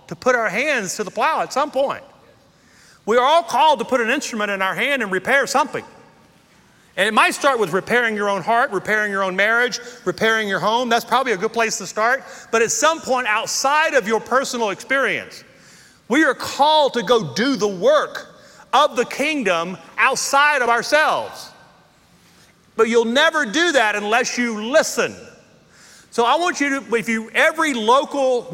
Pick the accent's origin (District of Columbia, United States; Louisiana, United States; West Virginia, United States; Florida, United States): Louisiana, United States; moved away as an adult; also born or lived in Texas; now in Colorado, United States; I'm from Louisiana